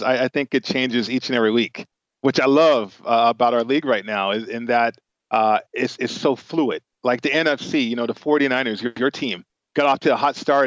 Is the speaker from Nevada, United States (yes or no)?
yes; Las Vegas, Nevada, United States; All my boys, we grew up in Vegas